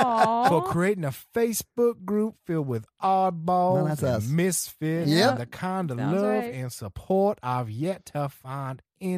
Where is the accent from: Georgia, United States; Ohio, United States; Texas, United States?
Georgia, United States; North; moved away as an adult; also born or lived in Mississippi; I grew up in North Georgia and went to school in Mississippi.